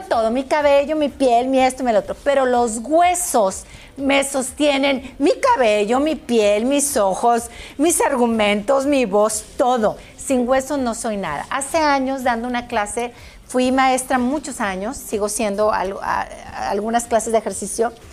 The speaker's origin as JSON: {"language": "Spanish", "country": "Mexico", "said": "en mi país, en México"}